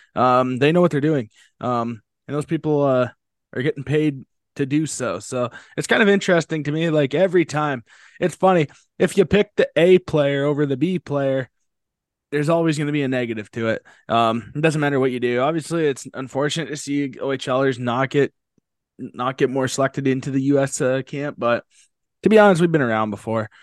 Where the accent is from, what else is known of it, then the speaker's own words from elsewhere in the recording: Canada; being Canadian.